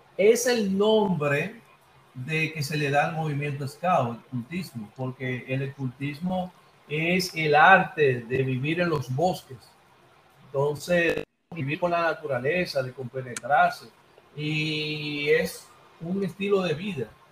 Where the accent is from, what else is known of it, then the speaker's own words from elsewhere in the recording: Santo Domingo, Distrito Nacional, Dominican Republic; moved away as an adult; now in Villa Mella, Dominican Republic; mi padre y mi madre, con, sus parientes, eh, vivieron mucho tiempo en Villa Consuelo, en la calle Luis del Castillo, número 51. Y esos son mis orígenes. Eh, eh, soy de Villa Consuelo y ahora estoy residiendo en Villamella